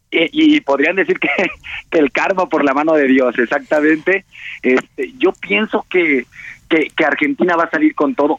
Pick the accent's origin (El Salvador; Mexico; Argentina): Mexico; como buen mexicano